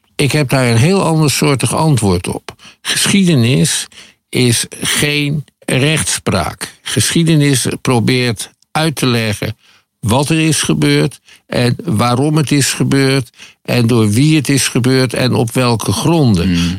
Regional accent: Netherlands; wij als Nederlanders

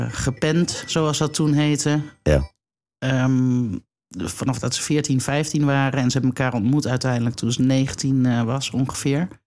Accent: Cuijk, North Brabant, Netherlands; born there; In 1967 ben ik geboren in Kuik.

